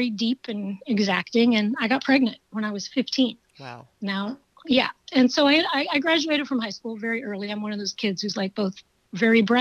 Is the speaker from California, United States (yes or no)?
no; Creston, Iowa, United States; born there; also born or lived in Texas; I was born in Creston, Iowa.